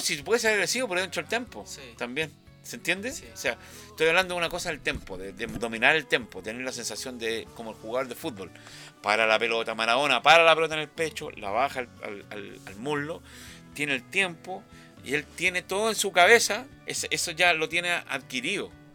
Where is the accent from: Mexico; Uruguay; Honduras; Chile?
Chile; todos los chilenos